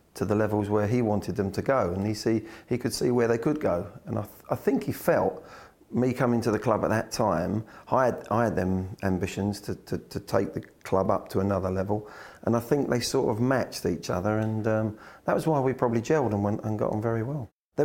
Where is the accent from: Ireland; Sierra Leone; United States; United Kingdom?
United Kingdom; Swindon, South West England; I come from Swindon and they had better facilities than we had at Chelsea.